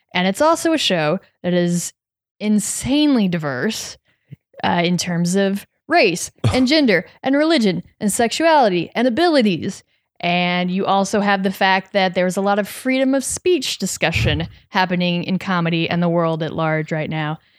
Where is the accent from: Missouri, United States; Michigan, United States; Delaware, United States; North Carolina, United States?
Missouri, United States; moved away; I'm from Missouri